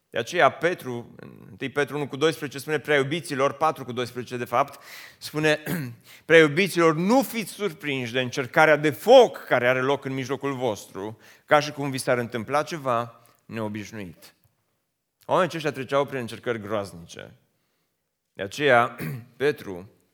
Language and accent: Romanian; Romania; moved away as an adult; also born or lived in United States; am preferat să mă întorc acasă, ca să nu mai fiu străin